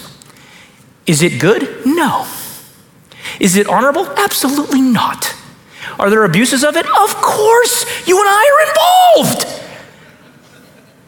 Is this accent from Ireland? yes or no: no; United States; as an American pastor